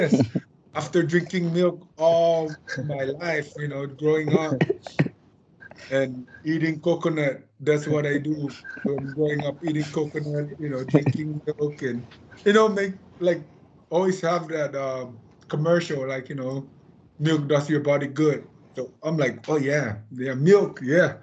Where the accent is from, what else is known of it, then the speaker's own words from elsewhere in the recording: Saipan, Northern Mariana Islands; I grew up here in Saipan.